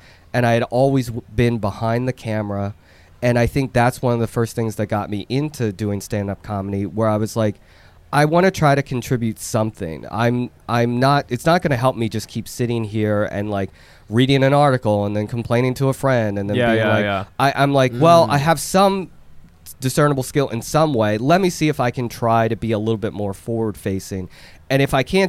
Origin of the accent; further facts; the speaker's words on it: Philadelphia, Pennsylvania, United States; also born or lived in Seoul, South Korea; being in that environment, being in Philly